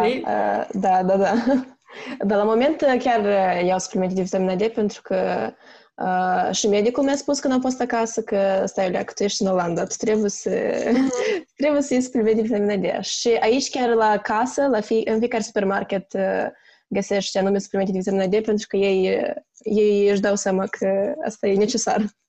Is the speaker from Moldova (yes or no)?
yes; Chișinău, Moldova; moved away as an adult; now in Netherlands; sunt din Republica Moldova, din orașul Chișinău